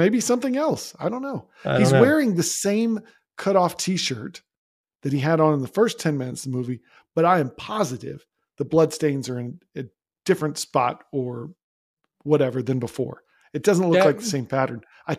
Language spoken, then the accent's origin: English; Florida, United States; also born or lived in Georgia; That background here, I grew up in Florida. I went to school in the University of Florida. I lived in Georgia for 4 years.